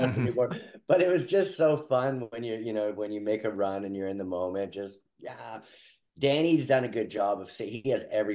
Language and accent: English; North Vancouver, British Columbia, Canada; I grew up in North